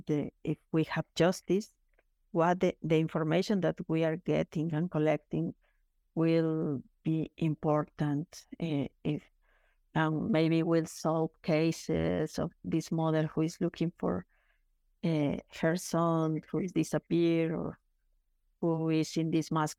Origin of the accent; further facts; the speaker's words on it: Chihuahua, Mexico; my hometown in Chihuahua, the border with Texas